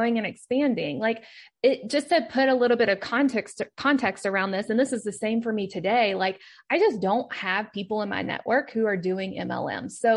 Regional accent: Kentucky, United States; moved away; I am from Kentucky, even though that's not where I live now

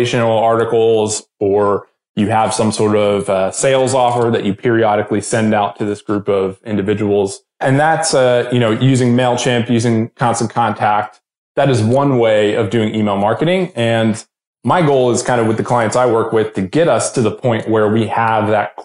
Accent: just outside of Baltimore, Maryland, United States; moved away as an adult; now in Nashville, United States; both me and my wife are originally from Maryland. And so I grew up there just outside of Baltimore

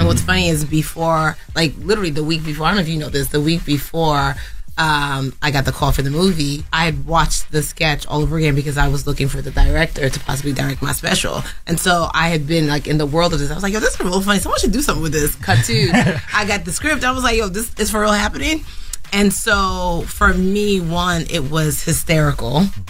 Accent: United States; It's like, as a Nigerian American, it's mm-hmm. like, well, you don't know about the black experience.

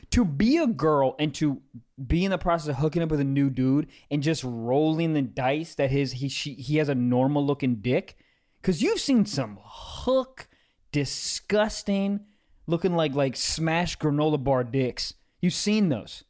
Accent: Maryland, United States; I'm from Maryland

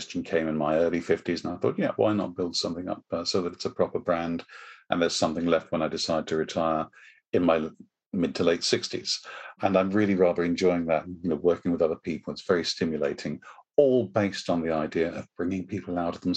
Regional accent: United Kingdom; I am British

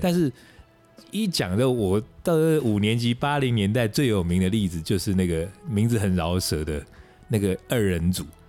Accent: Taiwan; 我们在台湾成长的人

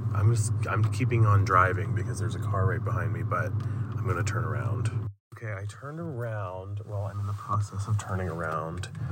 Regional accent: Western Maryland, United States; I'm from Western Maryland, and it's even more remote and desolate than some of the places I've seen in Maryland, in my hometown

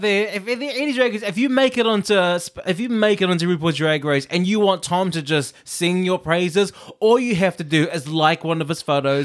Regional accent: New Zealand; also born or lived in Samoa (family origin); I grew up here, uh, I grew up in New Zealand.

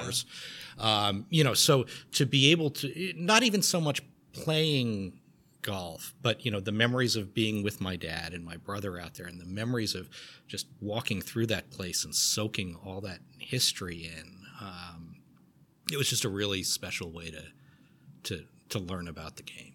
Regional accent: Garden City, New York, United States; I grew up on Long Island, a town called Garden City

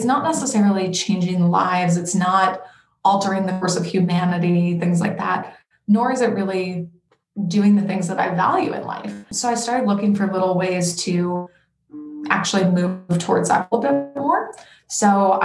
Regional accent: Denver, Colorado, United States; now in Portland, United States; I am originally from Denver, Colorado, but I live in Portland, Oregon right now.

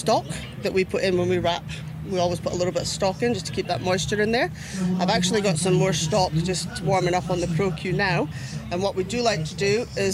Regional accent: Aberdeen, Scotland, United Kingdom; now in Australia; I'm originally from Aberdeen in Scotland.

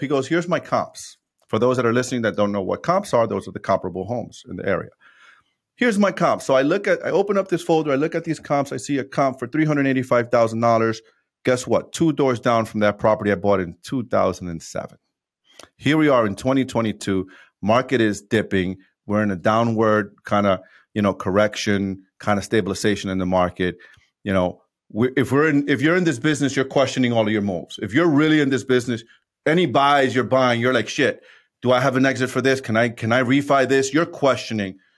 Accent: New York City, New York, United States; also born or lived in Dominican Republic; born and raised in New York City.

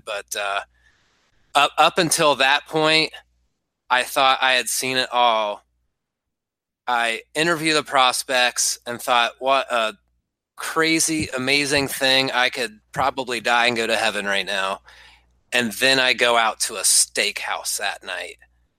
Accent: Midwest, United States; I'm a Midwesterner through and through, so for somebody that doesn't want to be bothered, it's kind of in my nature to not bother them.

